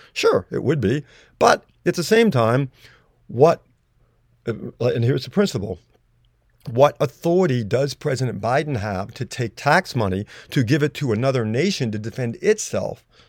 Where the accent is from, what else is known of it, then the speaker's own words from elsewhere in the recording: United States; I'm an American